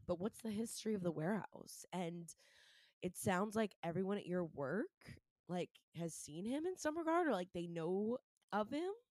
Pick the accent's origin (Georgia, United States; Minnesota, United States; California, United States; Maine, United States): Maine, United States; Scarborough; moved away; I'm from Maine originally. And I was growing up with myself, my two brothers, mom and dad before they got divorced. Um, in Scarborough, Maine